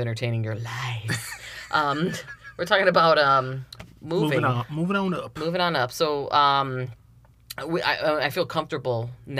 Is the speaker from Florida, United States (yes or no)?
yes; Miami, Florida, United States; also born or lived in Connecticut / Broward County, Florida; I was born in Connecticut. We moved down when I was very young. Mm-hmm. I was raised down in Miami. Mm-hmm. And then spent pretty much my whole childhood in Miami